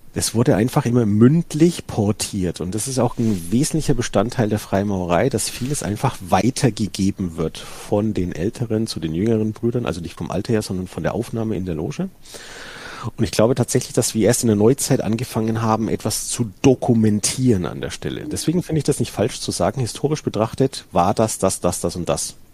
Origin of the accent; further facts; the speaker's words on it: Franconia, Bavaria, Germany; ich komme hier aus dem Bereich Franken